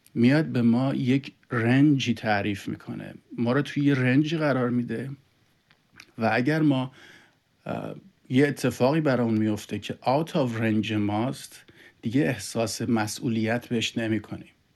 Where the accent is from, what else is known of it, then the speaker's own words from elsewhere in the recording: Iran; now in Canada; ما ایرانی هستیم